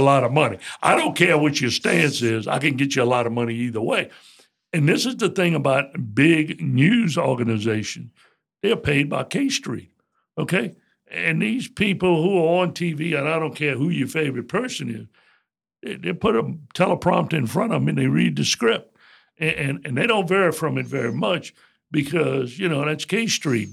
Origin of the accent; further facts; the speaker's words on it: Morgan City, Louisiana, United States; I was born and raised in Morgan City.